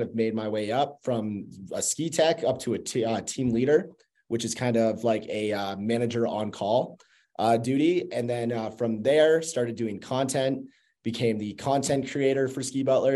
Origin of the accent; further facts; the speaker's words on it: Burlington, Vermont, United States; moved away as an adult; I'm originally from Burlington, Vermont. Grew up skiing, been skiing since I was 2 years old. Moved out here for college back in 2014 and just never went back